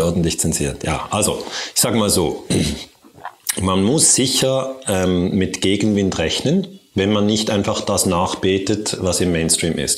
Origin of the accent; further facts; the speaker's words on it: Switzerland; Also ich komme ja aus der Schweiz